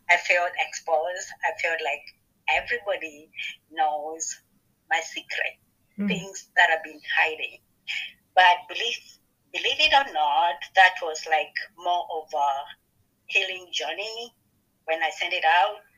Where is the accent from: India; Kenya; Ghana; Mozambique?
Kenya; now in Ohio, United States; I'm from Kenya, Africa, but at the moment I live in Ohio.